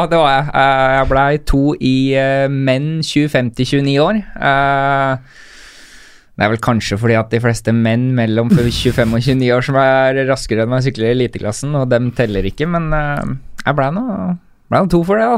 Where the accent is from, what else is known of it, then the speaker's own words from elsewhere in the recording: Rælingen, Akershus, Norway; Jeg er fra Rælingen. Rælingen, stemmer det. Jeg er fra Rælingen.